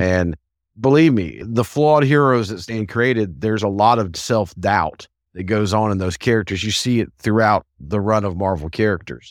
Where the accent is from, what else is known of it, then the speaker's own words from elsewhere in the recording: the South, United States; as a Southerner